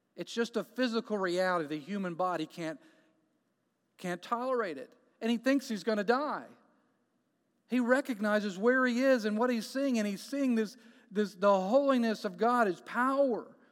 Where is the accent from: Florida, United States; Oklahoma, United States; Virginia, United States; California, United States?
Florida, United States; Jacksonville; moved away as an adult; now in Canton, United States; We are from Jacksonville, Florida